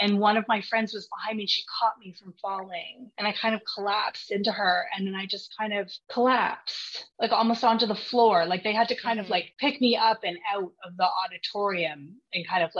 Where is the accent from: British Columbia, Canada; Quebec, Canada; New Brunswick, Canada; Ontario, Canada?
British Columbia, Canada; Vancouver; I'm from Vancouver, BC